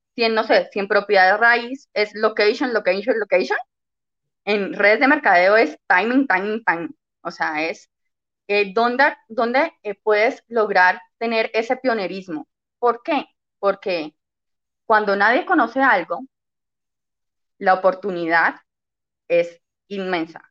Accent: Cali, Valle del Cauca, Colombia; yo soy de Cali, Colombia

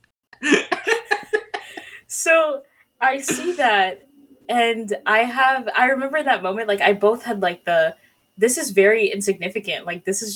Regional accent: Haiti; moved away; I was born and raised in like in Haiti.

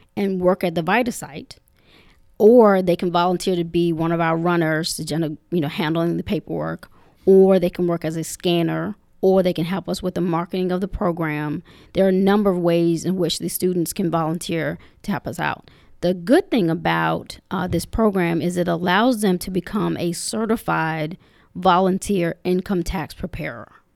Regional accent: Henrico County, Virginia, United States; growing up in Humorico County, um, I've enjoyed, you know, both sides of, of the county

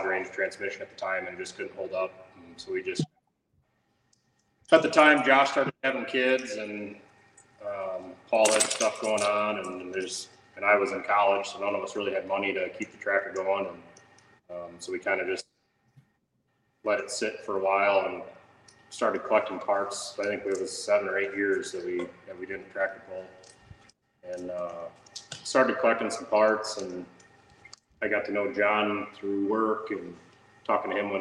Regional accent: Clinton, Wisconsin, United States; I grew up in Clinton, Wisconsin, just down by Janesville

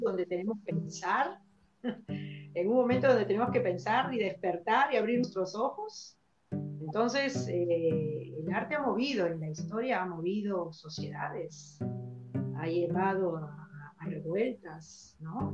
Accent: Chiclayo, Lambayeque, Peru; no somos muchos de Chiclayo

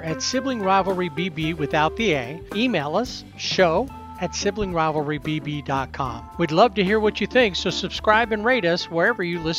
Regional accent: New Mexico, United States; What are you putting on your Captain Crunch? Some green chilies. I'm from

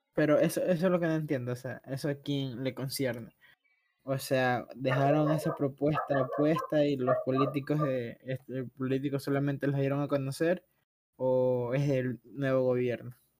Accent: Ecuador; somos ecuatorianos

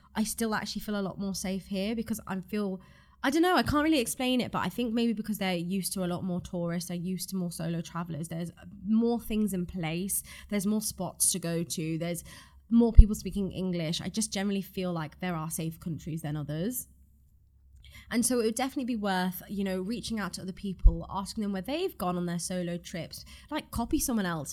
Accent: Ireland; born or raised there

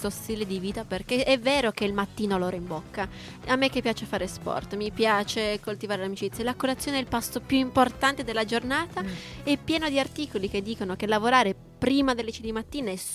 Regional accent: Turin, Piedmont, Italy; sono di Torino.

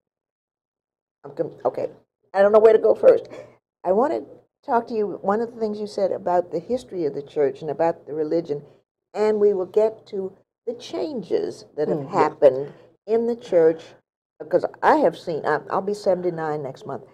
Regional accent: Baltimore, Maryland, United States; Growing up in Baltimore as a young kid

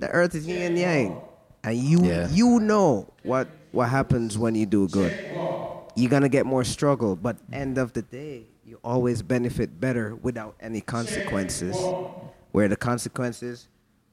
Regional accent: Jamaica; I'm from Jamaica

